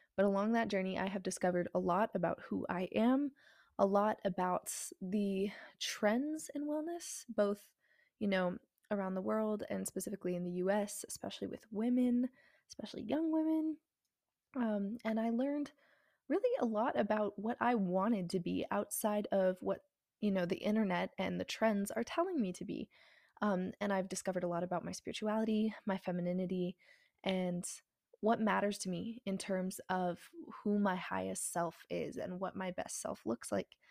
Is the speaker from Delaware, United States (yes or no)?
no; New Mexico, United States; moved away as an adult; now in Texas, United States; I go to school in Texas, and I am originally from New Mexico